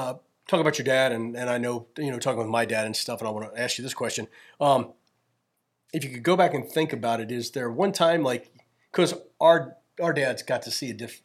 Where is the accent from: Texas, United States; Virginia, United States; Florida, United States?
Virginia, United States; I grew up in Virginia. So I grew up a Cavaliers fan